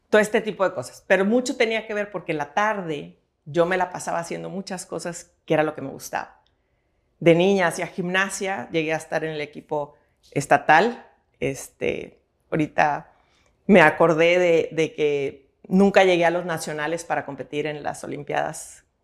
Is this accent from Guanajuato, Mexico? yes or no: no; Monterrey, Nuevo León, Mexico; born there; Bueno, yo nací aquí en Monterrey, Nuevo León, un 10 de febrero